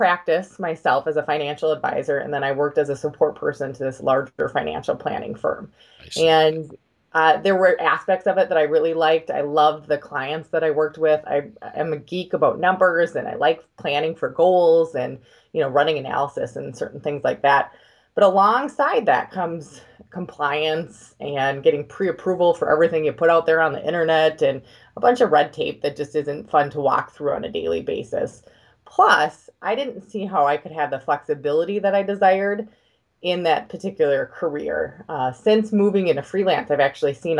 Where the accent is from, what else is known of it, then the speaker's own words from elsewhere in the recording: Minnesota, United States; I'm from Minnesota